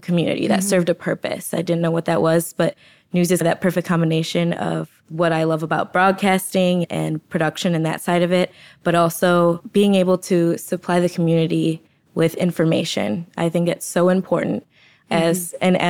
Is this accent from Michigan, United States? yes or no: yes; Detroit, Michigan, United States; moved away as an adult; also born or lived in Indianapolis; now in Chicago, United States; I'm originally from the Detroit area, born and raised in the suburbs